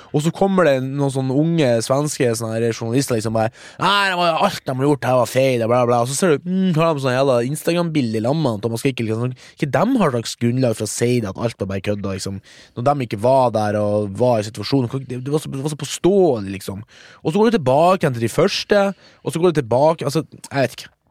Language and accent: Norwegian; Mo i Rana, Nordland, Norway; now in Oslo, Norway; jeg er fra Mo i Rana, 39 år. Jobb som frilans filmarbeider i Oslo